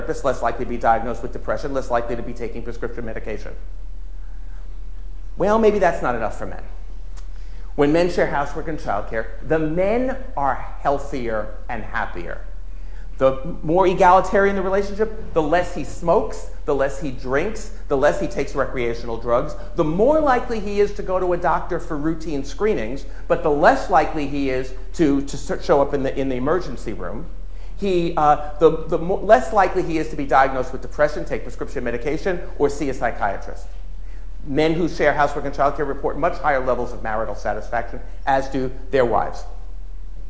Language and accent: English; New York, United States; I'm a New Yorker